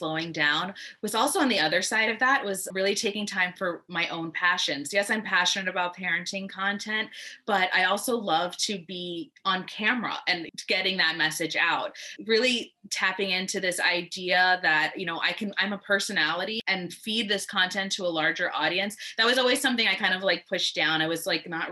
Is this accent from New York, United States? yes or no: yes; New York City, New York, United States; I'm from New York City, and to maybe let that my accent come out sometimes